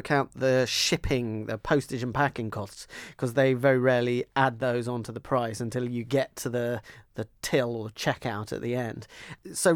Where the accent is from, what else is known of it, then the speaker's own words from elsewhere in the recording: London, United Kingdom; like me, you're born and brought up in the London suburbs